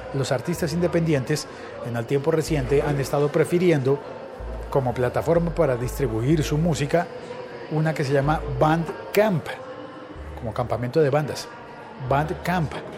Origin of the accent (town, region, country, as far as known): Colombia